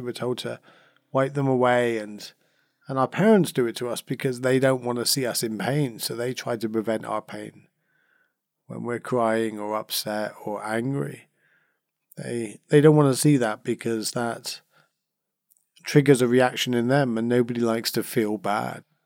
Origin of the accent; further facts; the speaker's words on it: Cornwall, South West England, United Kingdom; I come from Cornwall, and I still in Cornwall, you know, I was born here, and we're surrounded by beaches